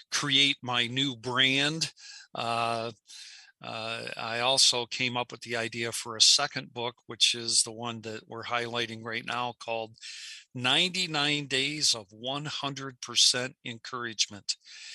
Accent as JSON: {"language": "English", "town": "Bay City", "region": "Michigan", "country": "United States", "tie": "born or raised there", "said": "my hometown of Bay City, Michigan"}